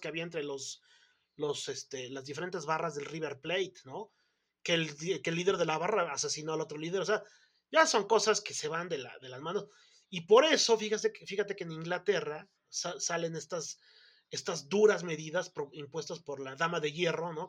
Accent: Mexico

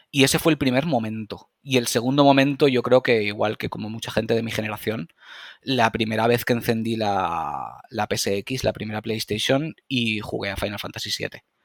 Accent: Valencia, Valencian Community, Spain; corte inglés de Valencia, que es de donde soy

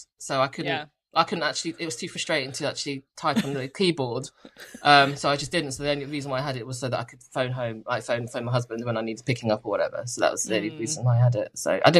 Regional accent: United Kingdom; But I spelt it with a U because I'm British.

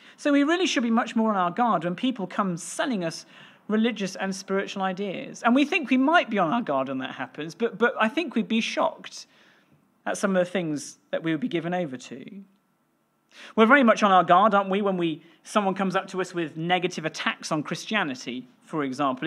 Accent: West Wales, United Kingdom; I grew up in West Wales and that's where I learnt, uh, to play the violin

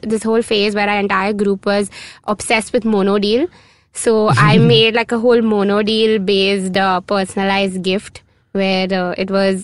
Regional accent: South India, India; now I'm South Indian

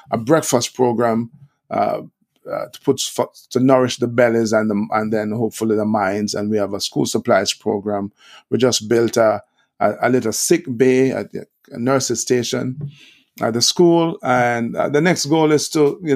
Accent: Kingston, Jamaica; grew up in Kingston, one of the tougher areas, Olympic Gardens is a proper name.

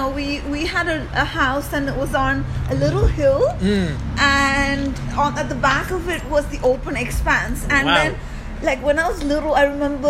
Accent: India; moved away; also born or lived in Masvingo, Zimbabwe / Harare, Zimbabwe; And but then most of my childhood and early youth I spent in India.

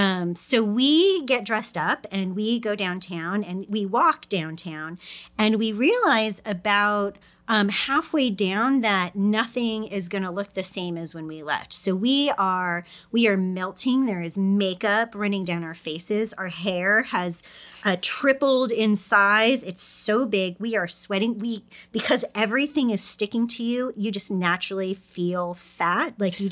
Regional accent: New York, United States; We're three women from New York. We know how to get dressed

